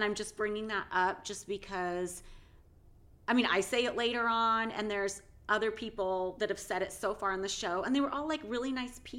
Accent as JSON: {"language": "English", "region": "West Coast", "country": "United States", "tie": "born or raised there", "said": "growing up on the West Coast in the 80s and 90s"}